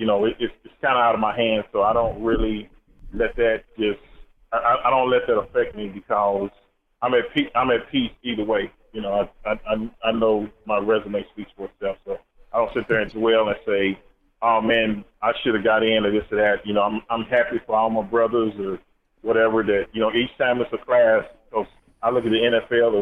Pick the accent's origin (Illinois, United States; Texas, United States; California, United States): Texas, United States; Dallas; I grew up in Dallas, big Cowboy fan